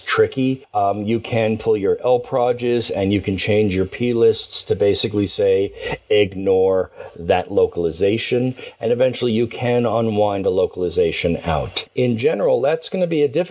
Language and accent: English; United States; born and raised in the United States